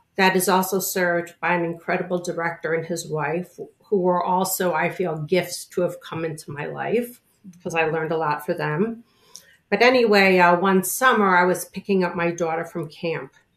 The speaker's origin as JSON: {"language": "English", "town": "Chicago", "region": "Illinois", "country": "United States", "tie": "born or raised there", "moved": "yes", "lives_now": "New York, United States", "said": "I grew up in Chicago, uh, in the suburbs of Chicago"}